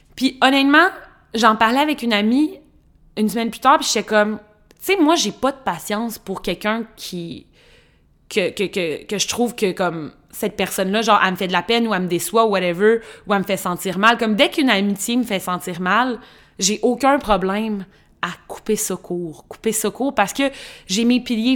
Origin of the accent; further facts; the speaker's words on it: Trois-Rivières, Quebec, Canada; j'ai grandi dans une petite ville, Trois-Rivières